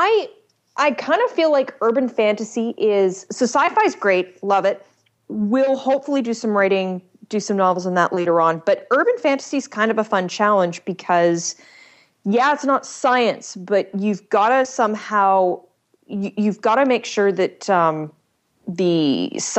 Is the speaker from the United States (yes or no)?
no; Canada; I'm Canadian